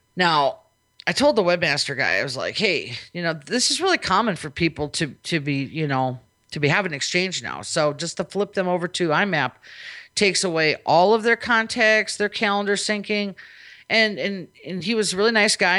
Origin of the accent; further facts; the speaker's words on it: Minnesota, United States; now in Las Vegas, United States; I'm from Minnesota, where I'm used to it being no nice and wet all the time